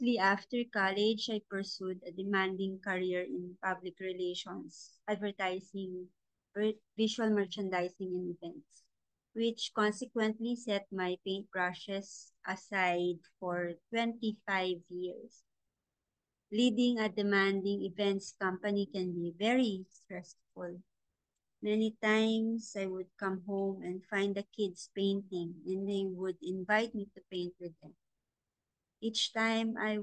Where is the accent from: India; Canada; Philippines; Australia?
Philippines; La Union, Ilocos Region; I am an active member of the Artist Guild of La Union, the art group in my hometown that I support